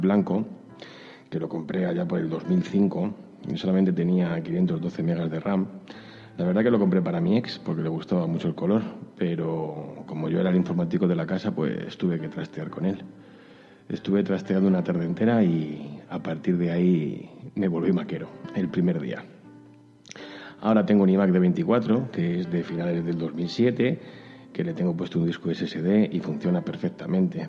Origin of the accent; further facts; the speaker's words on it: Madrid, Community of Madrid, Spain; soy de Madrid